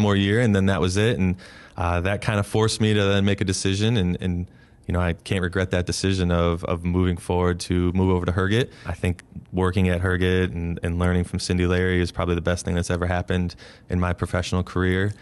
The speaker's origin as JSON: {"language": "English", "town": "Geneva", "region": "Ohio", "country": "United States", "moved": "yes", "said": "I'm from Geneva, Ohio, small little town right on Lake Erie, uh, the northeast corner of Ohio"}